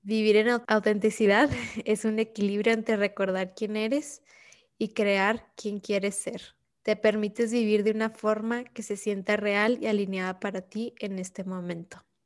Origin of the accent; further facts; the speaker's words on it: Ciudad Juárez, Chihuahua, Mexico; moved away; la misma ciudad donde yo crecí, donde yo nací